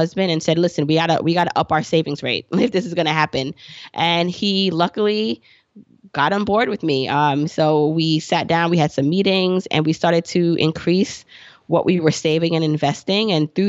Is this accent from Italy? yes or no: no; Jamaica; moved away; And we also were immigrants. We came here from Jamaica, the island, and we didn't have much.